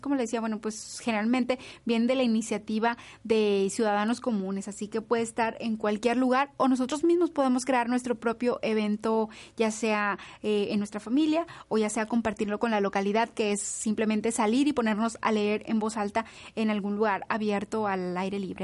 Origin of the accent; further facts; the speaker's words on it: Mexico; como mexicanos